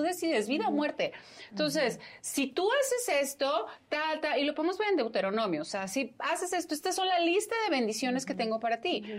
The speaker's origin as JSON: {"language": "Spanish", "region": "Sonora", "country": "Mexico", "moved": "yes", "lives_now": "Mexico City, Mexico", "said": "no soy de México, yo soy de Sonora"}